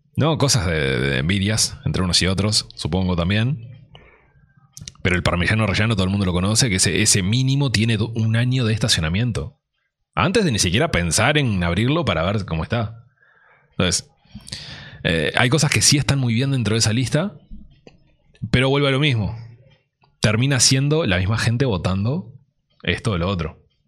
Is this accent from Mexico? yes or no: no; Uruguay; somos uruguayos